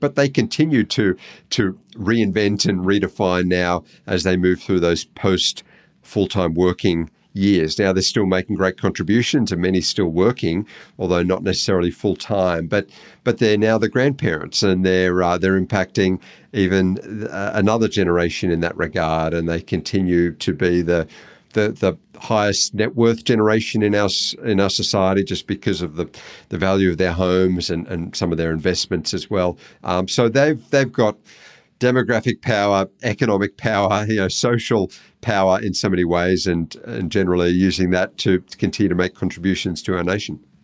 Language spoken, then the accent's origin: English; Australia